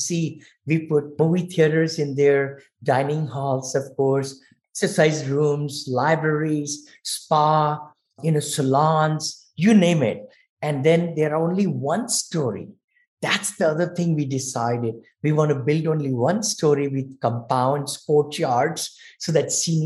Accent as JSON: {"language": "English", "country": "India", "moved": "as an adult", "said": "I'm from India. So I came here when I was 22."}